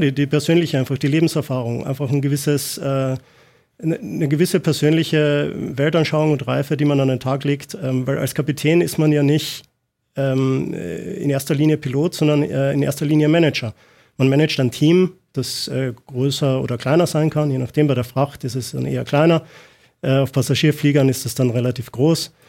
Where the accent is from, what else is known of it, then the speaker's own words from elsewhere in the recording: Austria; moved away; ich komme ursprünglich aus Österreich